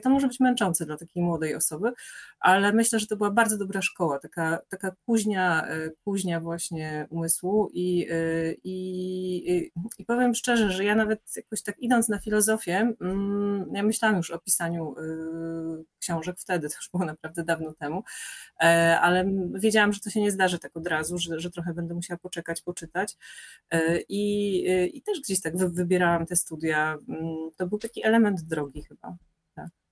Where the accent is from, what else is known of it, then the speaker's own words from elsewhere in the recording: Moszna, Opole Voivodeship, Poland; now in Warsaw, Poland; Ja się urodziłam w ogóle w Opolu mm, i przez 10 lat mieszkałam w takiej miejscowości Moszna